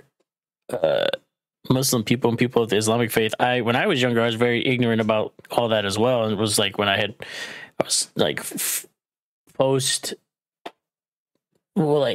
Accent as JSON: {"language": "English", "region": "Arkansas", "country": "United States", "tie": "born or raised there", "said": "I grew up in Arkansas"}